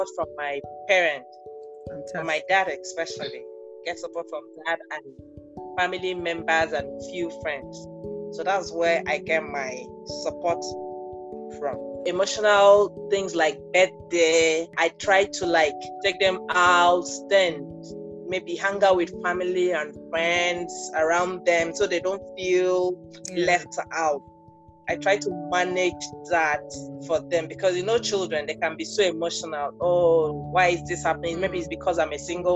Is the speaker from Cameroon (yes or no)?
no; Akwa Ibom, Nigeria; I'm from Akwa Ibom.